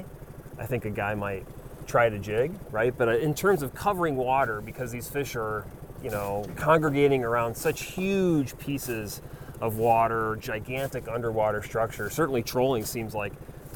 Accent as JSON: {"language": "English", "town": "Chicago", "region": "Illinois", "country": "United States", "tie": "born or raised there", "moved": "as an adult", "lives_now": "Wisconsin, United States", "said": "I grew up in Chicago, but I left there when I was in my 20s"}